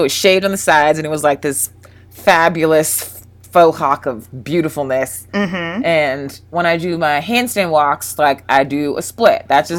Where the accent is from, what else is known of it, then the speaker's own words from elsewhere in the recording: Jacksonville, Florida, United States; I grew up mostly in, I lived all over, but I always say Jacksonville, Florida. I was there the longest